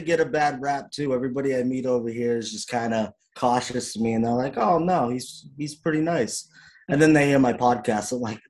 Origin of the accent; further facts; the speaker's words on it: Cape Cod, Massachusetts, United States; accent: Boston; now in Iowa, United States; I am from Cape Cod, Massachusetts.